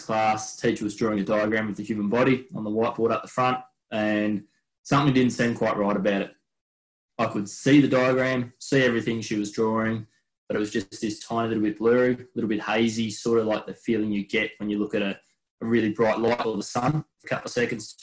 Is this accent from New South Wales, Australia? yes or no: no; Melbourne, Victoria, Australia; where we grew up, which was just on the outskirts of Melbourne